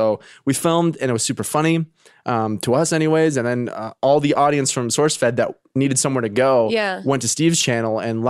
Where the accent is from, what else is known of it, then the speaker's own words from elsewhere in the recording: Canada; now in United States; They know I'm Canadian.